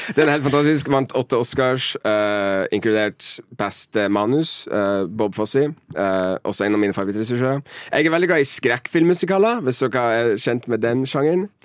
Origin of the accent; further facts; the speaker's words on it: Mo i Rana, Nordland, Norway; moved away as an adult; now in Oslo, Norway; kommer fra Mo i Rana